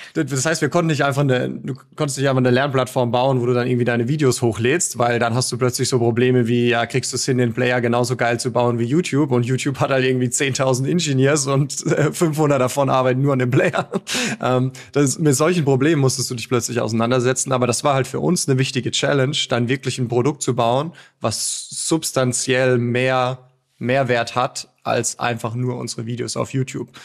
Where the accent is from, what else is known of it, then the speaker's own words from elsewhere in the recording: Mosbach, Baden-Württemberg, Germany; Moosbach, das ist eine, eine Kleinstadt in Baden-Württemberg. Ganz, ganz grob näher Heidelberg